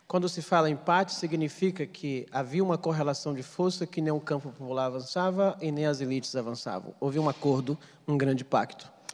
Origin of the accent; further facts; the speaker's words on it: Amazon, Pará, Brazil; eu sou amazônida, nasci no estado do Pará